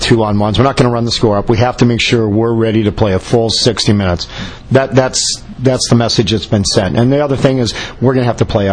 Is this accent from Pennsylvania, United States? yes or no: no; Minnesota, United States; I grew up in Minnesota, played on a lot of outdoor ice